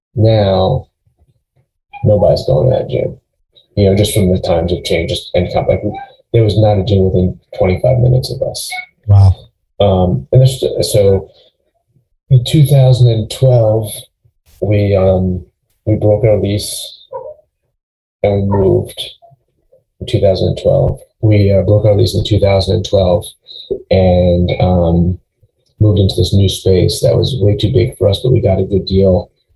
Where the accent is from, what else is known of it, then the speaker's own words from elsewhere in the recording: Long Island, New York, United States; moved away as an adult; also born or lived in St. Louis / Cleveland, Ohio; now in Charlotte, United States; where I grew up on Long Island.